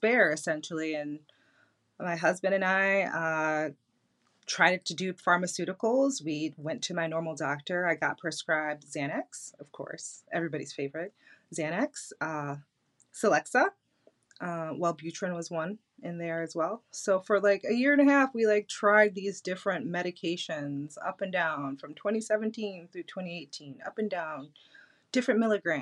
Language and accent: English; Detroit, Michigan, United States; I'm from Detroit